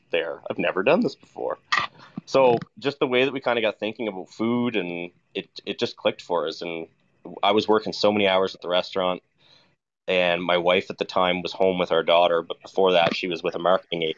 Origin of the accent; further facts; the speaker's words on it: Nova Scotia, Canada; now in Alberta, Canada; I come from Nova Scotia